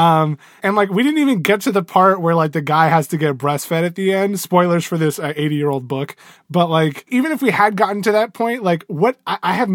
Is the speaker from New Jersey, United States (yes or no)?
no; Texas, United States; I'm from Texas